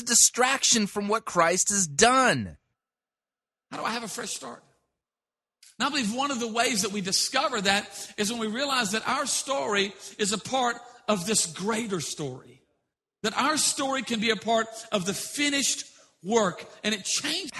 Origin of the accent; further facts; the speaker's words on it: South Louisiana, United States; I'm from South Louisiana, we are addicted to sodium